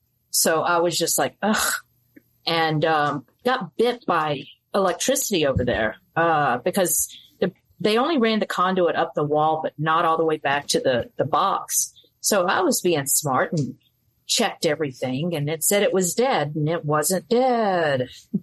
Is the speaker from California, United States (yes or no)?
no; Mobile, Alabama, United States; born there; I was born in Mobile, Alabama, moved all around because my mom was in the Army.